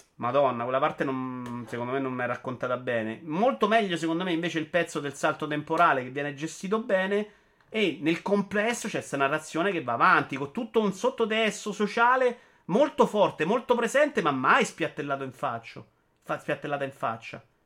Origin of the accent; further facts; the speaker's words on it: Rome, Lazio, Italy; da romano